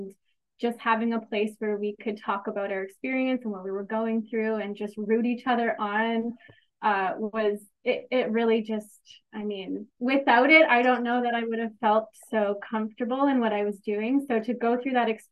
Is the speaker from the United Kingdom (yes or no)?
no; Kitchener, Ontario, Canada; I'm from Kitchener, Ontario, Canada